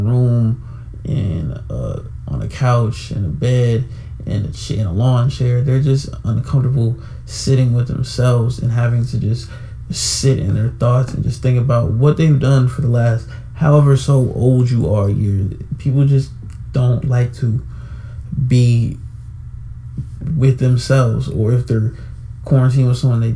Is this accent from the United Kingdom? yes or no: no; Atlanta, Georgia, United States; my hometown, Atlanta